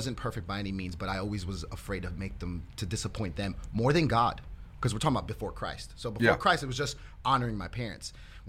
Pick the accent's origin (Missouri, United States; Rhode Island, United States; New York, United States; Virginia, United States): New York, United States; New York City; now in Houston, United States; I grew up in Queens, New York, and our church was originally there in Queens, New York for about 13 years. And so I was a PK.